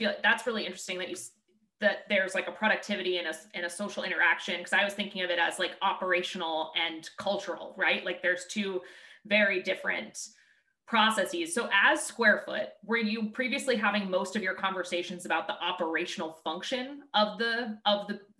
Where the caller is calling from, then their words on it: Boston, Massachusetts, United States; I'm calling in from Boston. We're in the Boston area.